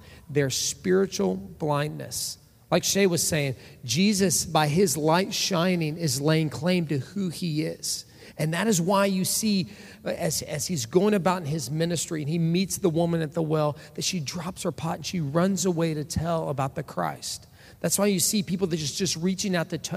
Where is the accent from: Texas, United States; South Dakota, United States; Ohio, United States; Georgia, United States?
Texas, United States; Orange; I come from Orange, Texas. That's where I was born and raised